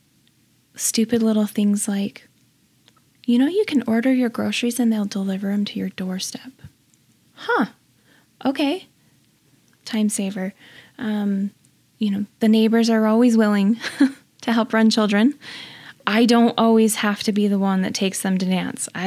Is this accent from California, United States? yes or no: no; Orem, Utah, United States; also born or lived in Vernal, Utah; I was raised in Orem, Utah